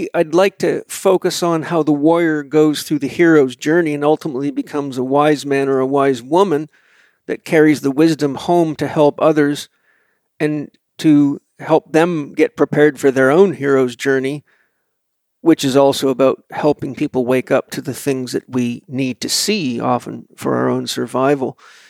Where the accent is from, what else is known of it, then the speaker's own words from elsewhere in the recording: Vancouver Island, British Columbia, Canada; a crazy guy from a farm on Vancouver Island.